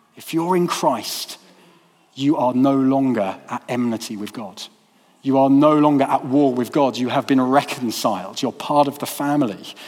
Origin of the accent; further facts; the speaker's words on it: United Kingdom; now in Peterborough, United Kingdom; Those of us from a majority culture, the majority culture of um, being British